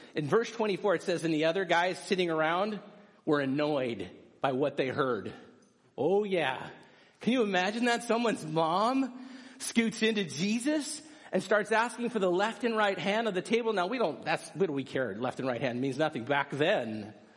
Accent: United States; as American people

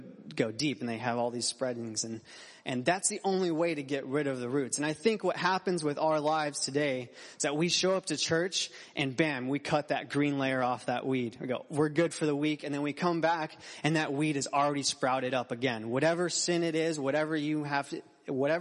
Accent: Phoenix, Arizona, United States; I grew up in Phoenix, Arizona.

